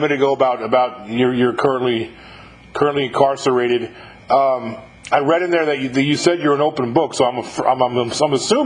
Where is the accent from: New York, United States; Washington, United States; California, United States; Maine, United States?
New York, United States; moved away as an adult; I'm from New York originally